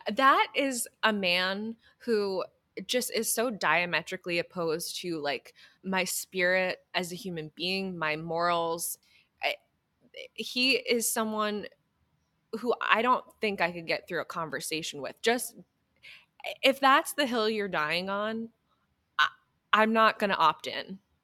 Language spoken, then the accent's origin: English; New Hampshire, United States; I am from New Hampshire